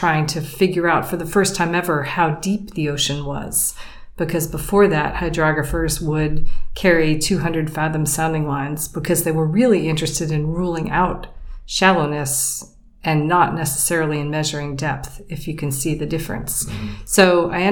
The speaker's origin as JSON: {"language": "English", "region": "Pennsylvania", "country": "United States", "tie": "born or raised there", "moved": "as an adult", "said": "I grew up in Pennsylvania on Lake Erie"}